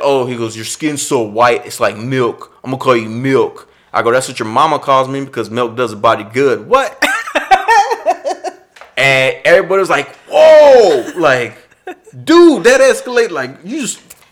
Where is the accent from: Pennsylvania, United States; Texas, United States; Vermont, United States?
Texas, United States; Austin; growing up in East Austin, there's a bunch of Hispanic community